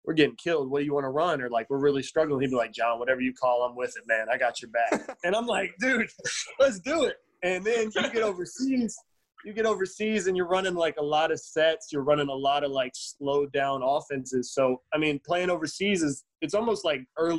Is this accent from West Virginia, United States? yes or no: yes; West Virginia, United States; I'm from West Virginia